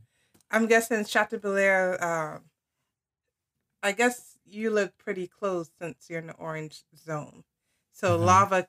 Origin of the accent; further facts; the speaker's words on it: United States; being an American